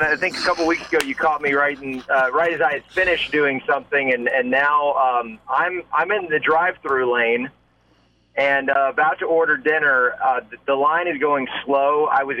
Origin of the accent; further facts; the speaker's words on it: Southington, Connecticut, United States; I'm from Southington, Connecticut.